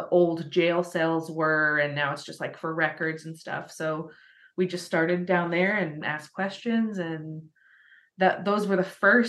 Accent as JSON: {"language": "English", "area": "Spencer County", "region": "Indiana", "country": "United States", "tie": "born or raised there", "said": "that was in the county we grew up in Spencer County"}